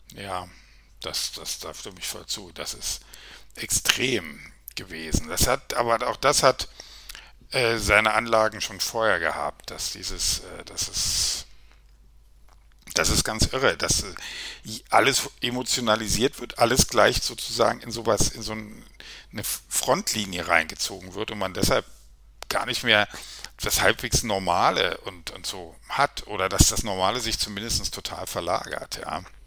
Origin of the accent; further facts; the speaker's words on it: Berlin, Germany; ich bin relativ in der Nähe der Mauer aufgewachsen